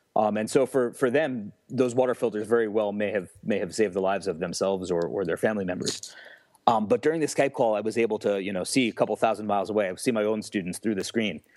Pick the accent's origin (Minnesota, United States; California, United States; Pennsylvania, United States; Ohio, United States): Pennsylvania, United States; Newfoundland; also born or lived in New York / Mesa, Arizona; in Newfoundland, like I said, is a small rural area